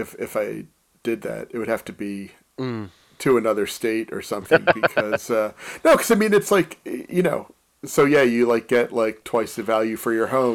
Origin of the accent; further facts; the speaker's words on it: Philadelphia, Pennsylvania, United States; moved away as an adult; also born or lived in Pittsburgh; now in Chicago, United States; born in Philadelphia. I left Philadelphia to go to college in Pittsburgh